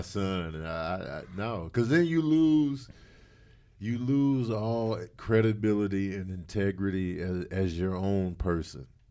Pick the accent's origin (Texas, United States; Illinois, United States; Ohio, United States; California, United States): Illinois, United States; Chicago; I grew up in Chicago